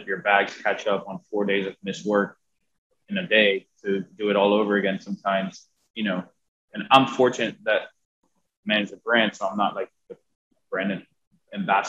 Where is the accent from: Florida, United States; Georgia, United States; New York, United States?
Florida, United States; Miami; born and raised in Miami